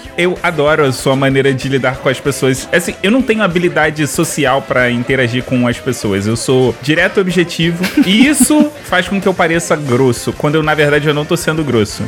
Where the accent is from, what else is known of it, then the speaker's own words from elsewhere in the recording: Rio de Janeiro, Brazil; eu sou carioca